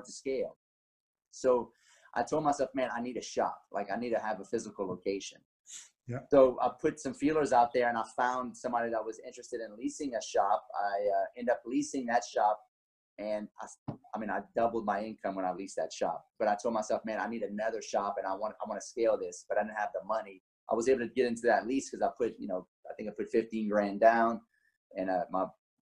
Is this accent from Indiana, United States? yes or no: no; Lafayette, Louisiana, United States; where I'm from Lafayette, Louisiana, 38 years old